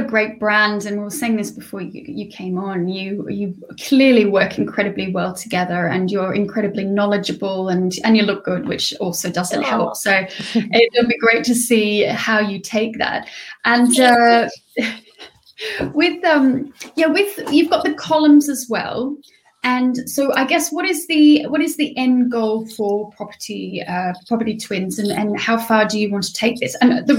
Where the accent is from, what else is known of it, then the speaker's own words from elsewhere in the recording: Australia; accent: Australian; because I'm Australian, so I have an Australian neutral accent